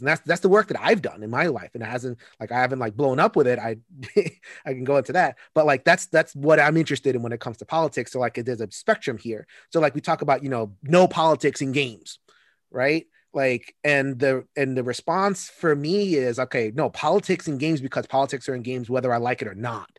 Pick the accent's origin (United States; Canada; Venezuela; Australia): United States; New York; as a New Yorker